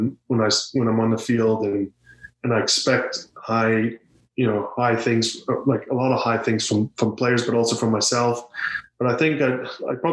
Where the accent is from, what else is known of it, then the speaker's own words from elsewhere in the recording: South Africa; now in Canada; I'm out and out Canadian. I was born in South Africa, but I was adopted by a great country